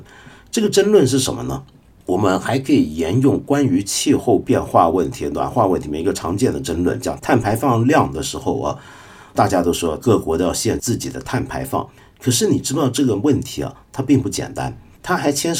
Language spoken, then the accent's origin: Chinese; China; 而不是轮到说我们中国？我们中国人现在吃得上这么多肉，也是最近三四十年的事而已。